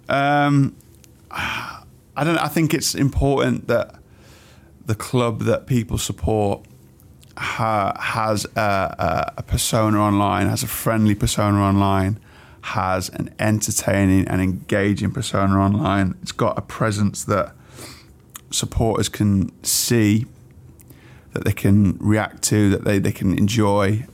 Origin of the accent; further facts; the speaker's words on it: Wolverhampton, West Midlands, United Kingdom; I grew up in Wolverhampton, um, a few different areas